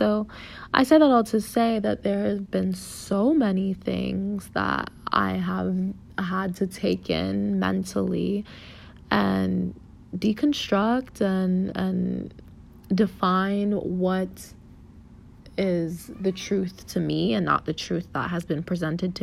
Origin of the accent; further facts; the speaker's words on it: South Florida, United States; moved away; growing up in South Florida affected me